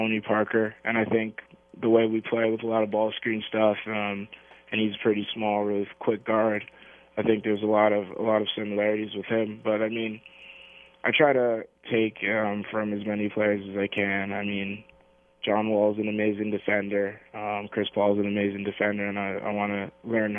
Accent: Canada; being Canadian

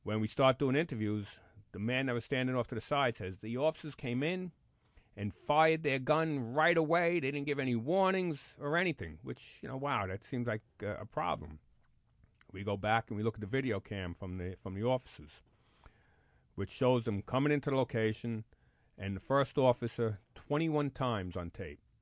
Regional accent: New York City, New York, United States; I'm a Bronx kid. Born and raised in the Bronx.

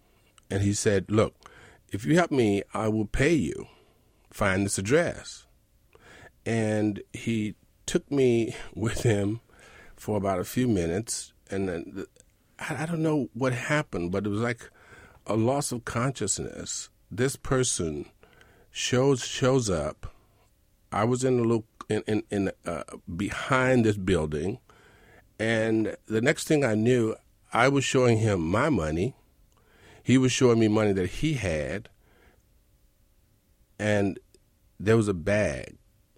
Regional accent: Mississippi, United States; moved away as an adult; now in New York City, United States; I'm from Mississippi.

